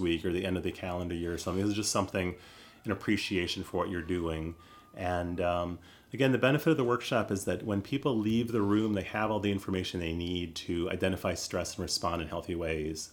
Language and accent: English; United States; I'm American